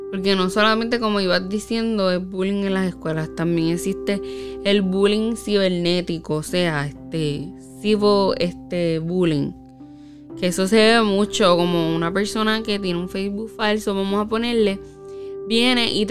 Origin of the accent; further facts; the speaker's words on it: Puerto Rico; nosotras que somos boricuas puertorriqueñas, lo hacen mucho.